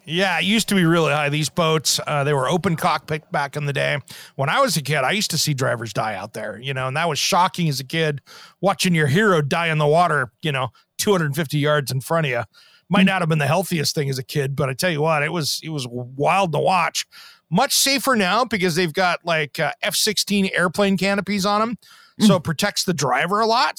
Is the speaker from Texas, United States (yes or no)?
no; Tri-Cities, Washington, United States; growing up in Tri Cities, Washington, and uh, Eastern Washington